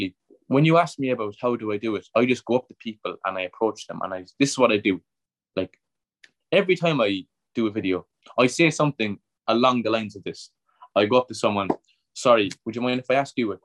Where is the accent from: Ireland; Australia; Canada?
Ireland; Cork, Munster; Cork City, which is my hometown. That's where I'm from